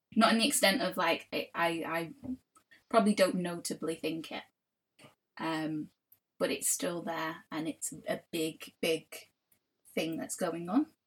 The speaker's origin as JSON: {"language": "English", "town": "Manchester", "region": "North West England", "country": "United Kingdom", "tie": "born or raised there", "said": "I grew up in Old Trafford, obviously, and Old Trafford is wildly, hugely multicultural."}